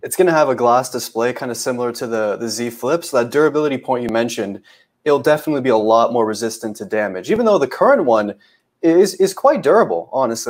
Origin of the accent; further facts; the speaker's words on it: Canada; I'm Canadian